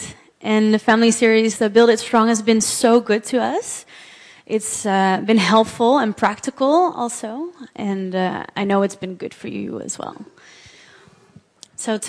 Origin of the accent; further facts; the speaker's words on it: Amsterdam, North Holland, Netherlands; I was born here in Amsterdam, and just grew up here